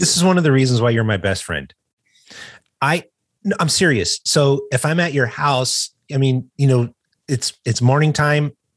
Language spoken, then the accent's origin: English; United States; I'm an American